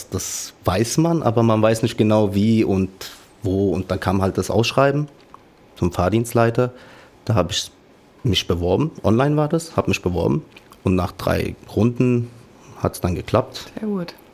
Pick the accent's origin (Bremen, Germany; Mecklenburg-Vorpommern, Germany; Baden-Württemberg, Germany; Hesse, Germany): Hesse, Germany; Offenbach; Und die Linie war kurz und das war halt die andere Uferseite, wo meine Heimat ist.